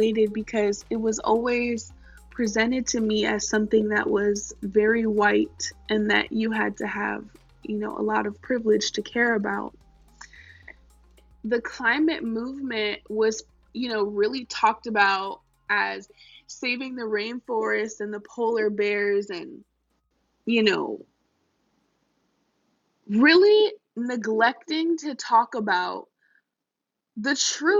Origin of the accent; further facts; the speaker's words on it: Oakland, California, United States; I am 18 and I'm from Oakland, California